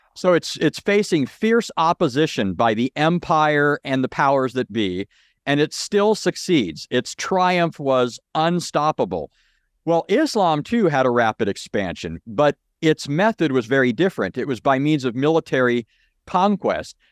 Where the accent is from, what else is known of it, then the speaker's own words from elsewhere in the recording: Southern California, United States; I grew up in Southern California